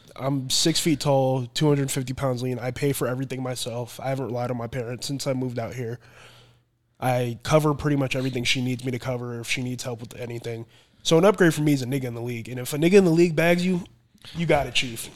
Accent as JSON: {"language": "English", "region": "Florida", "country": "United States", "tie": "born or raised there", "moved": "yes", "said": "I came back down to Florida, played in my hometown."}